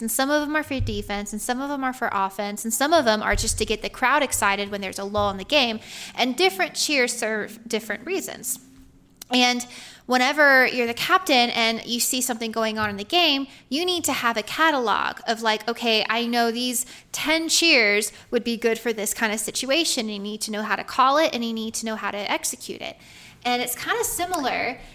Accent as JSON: {"language": "English", "region": "Georgia", "country": "United States", "said": "I'm from Georgia"}